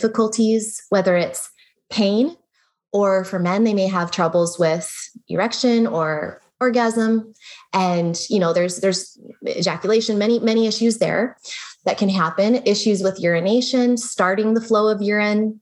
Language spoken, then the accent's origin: English; United States; also born or lived in Germany; I'm talking more as an American